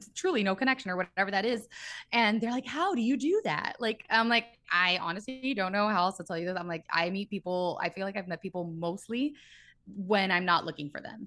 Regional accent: Miami, Florida, United States; moved away as an adult; now in Los Angeles, United States; I was born and raised in Miami, three oh five

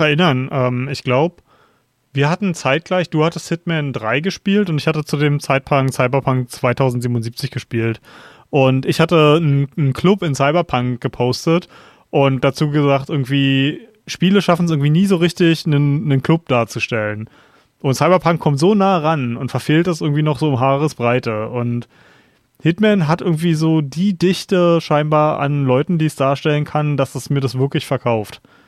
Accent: Berlin, Germany; ich komme aus Berlin ähm, und wir haben so eine geile Clubszene hier in Berlin

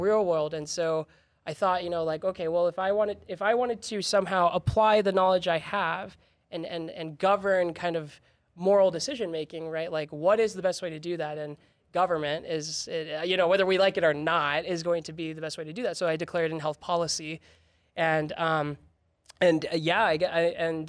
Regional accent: House District 42, Utah, United States; born or raised there; also born or lived in Texas

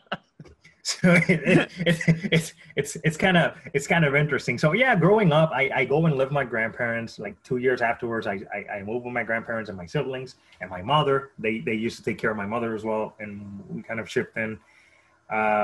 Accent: Caguas, Puerto Rico; moved away; I was born in Caguas, Puerto Rico

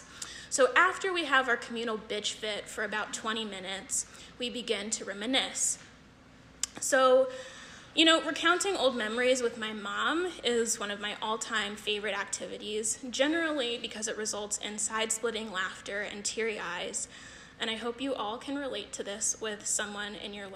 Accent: California, United States; moved away; I'm originally from California

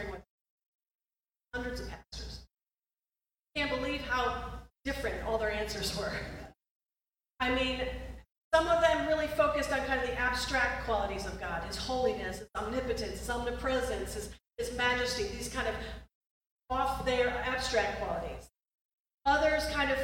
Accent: Rochester, New York, United States; moved away as an adult; also born or lived in New Hampshire; I grew up in Rochester, New York

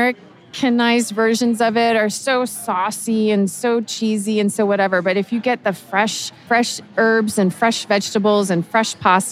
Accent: Houston, Texas, United States; moved away as an adult; now in Kansas City, United States; I still go back to my hometown of Houston where my sister and I grew up

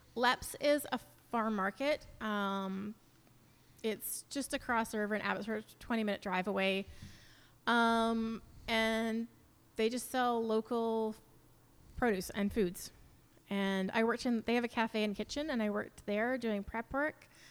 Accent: New Westminster, British Columbia, Canada; moved away as an adult; also born or lived in Vancouver; now in Mission, Canada; I grew up in New Westminster and a little bit in Vancouver.

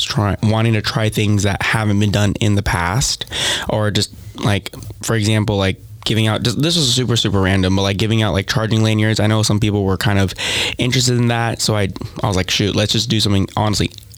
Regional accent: Las Vegas, Nevada, United States; moved away as an adult; now in Owensboro, United States; I'm also from Las Vegas, Nevada

